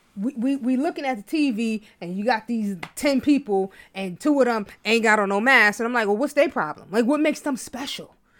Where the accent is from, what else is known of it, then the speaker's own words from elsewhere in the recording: New York City, New York, United States; I'm from Harlem